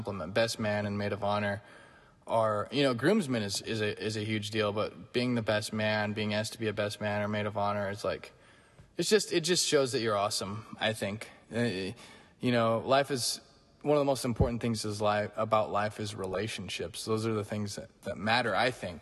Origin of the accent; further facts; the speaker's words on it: Northern California, United States; When I was a little kid, I grew up in Northern California, so I grew up near water